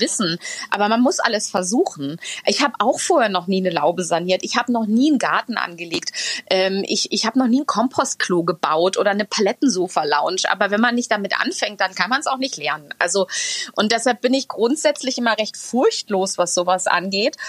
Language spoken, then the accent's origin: German; Ahlen, North Rhine-Westphalia, Germany; now in Hamburg, Germany; meiner Heimatstadt Aalen, eine alte, äh, also eine kleine Stadt im Münsterland, die ähm, aber ehemals eine Zechenstadt war.